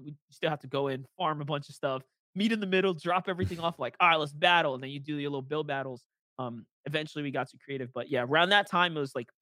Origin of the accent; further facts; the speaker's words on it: New York, United States; being able to cast for my hometown